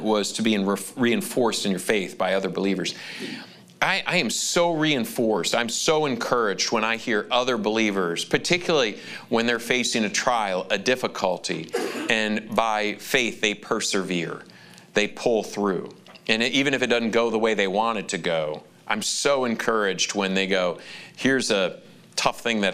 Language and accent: English; Lansing, Michigan, United States; Lansing, Michigan, my hometown